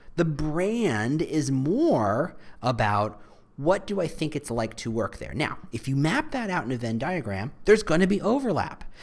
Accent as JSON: {"language": "English", "region": "New Jersey", "country": "United States", "tie": "born or raised there", "said": "I was raised in New Jersey"}